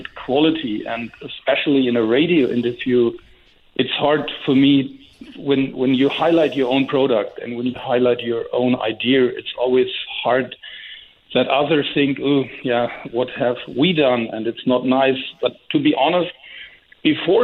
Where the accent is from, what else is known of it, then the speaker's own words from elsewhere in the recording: Rüdesheim am Rhein, Hesse, Germany; In my hometown of Rüdesheim.